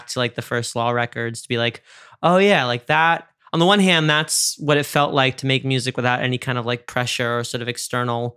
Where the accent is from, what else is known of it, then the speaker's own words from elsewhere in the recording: New York, United States; I'm from New York